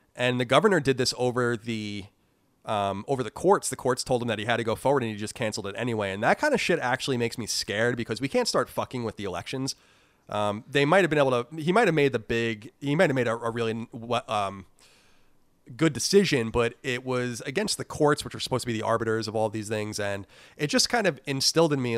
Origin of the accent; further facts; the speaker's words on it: New York, United States; also born or lived in California; now in Virginia, United States; I'm from New York, and it's a different um, a different beast there